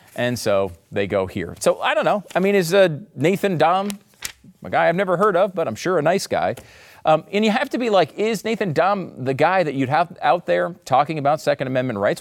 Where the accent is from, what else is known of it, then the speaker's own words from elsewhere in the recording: United States; as an American